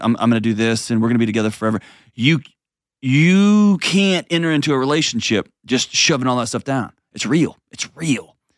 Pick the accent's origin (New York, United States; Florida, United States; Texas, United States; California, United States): Texas, United States; I'm from Texas. I'm a lifelong Texan